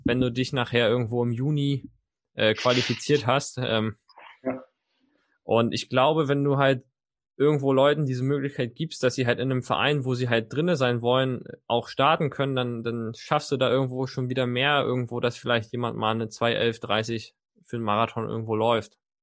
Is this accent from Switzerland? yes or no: no; Mecklenburg-Vorpommern, Germany; ich komme ja gebürtig aus Mecklenburg-Vorpommern